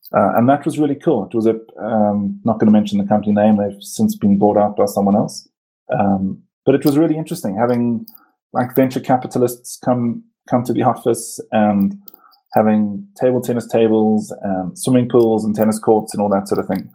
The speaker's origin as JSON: {"language": "English", "town": "Port Elizabeth", "region": "Eastern Cape", "country": "South Africa", "tie": "born or raised there", "moved": "yes", "lives_now": "Johannesburg, South Africa", "said": "I was born in Cape Town and I grew up in PE."}